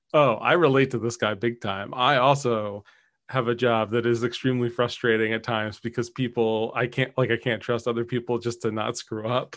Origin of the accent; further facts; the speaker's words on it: Philadelphia, Pennsylvania, United States; growing up in Philly